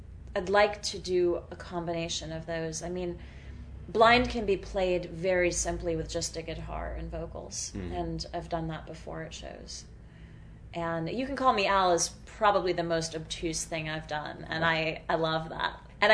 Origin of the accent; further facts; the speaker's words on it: Worcester, Massachusetts, United States; I grew up in Worcester, Massachusetts.